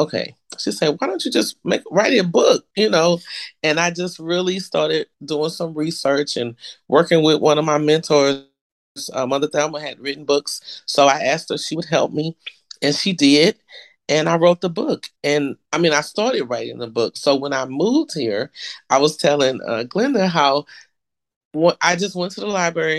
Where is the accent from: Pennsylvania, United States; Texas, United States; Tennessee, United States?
Texas, United States; moved away as an adult; I'm from Texas. I was never coming back to Texas